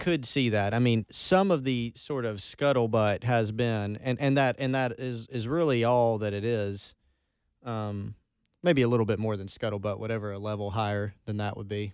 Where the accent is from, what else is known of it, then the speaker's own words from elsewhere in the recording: Belton, South Carolina, United States; accent: Belton; also born or lived in Anderson; my accent from Belton